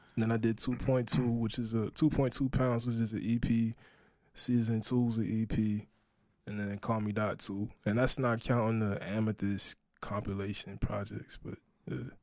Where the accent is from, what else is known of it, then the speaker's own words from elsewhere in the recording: Charleston, South Carolina, United States; that's where I grew up